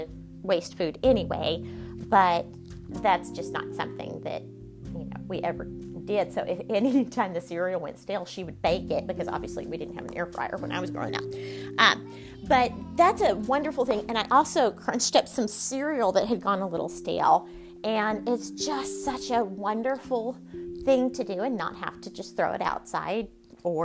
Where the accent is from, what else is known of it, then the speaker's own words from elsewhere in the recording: Texas, United States; If you can't tell by the accent, I am born and raised in Texas.